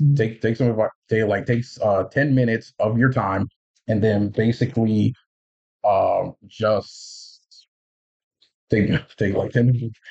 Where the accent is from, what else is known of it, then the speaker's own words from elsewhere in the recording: Union, United States; in my hometown in union as like a student aid paraprofessional